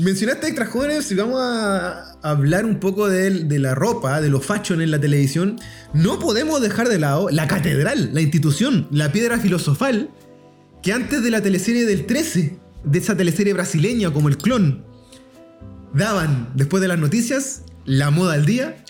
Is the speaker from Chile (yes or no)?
yes; Chile; acá nosotros estamos más ligados a los gringos